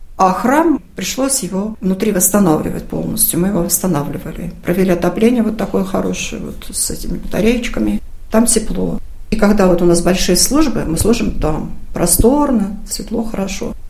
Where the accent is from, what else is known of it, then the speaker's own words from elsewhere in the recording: Dmitrovsk, Oryol Oblast, Russia; Я сама уроженка этого района, города Дмитровска